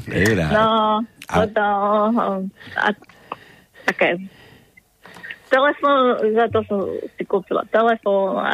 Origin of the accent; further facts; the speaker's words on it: Banská Bystrica, Banská Bystrica Region, Slovakia; v Bystrici som.